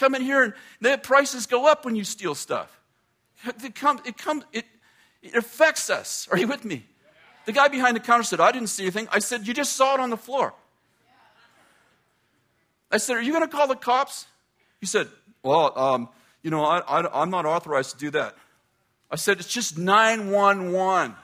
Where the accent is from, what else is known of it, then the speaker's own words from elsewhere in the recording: United States; I'm an American